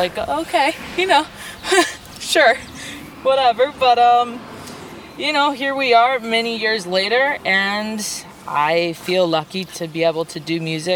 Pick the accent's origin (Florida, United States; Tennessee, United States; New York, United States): New York, United States; moved away as an adult; also born or lived in Phoenix, Arizona / Long Island, New York; now in Los Angeles, United States; we moved to New York City, where I attended high school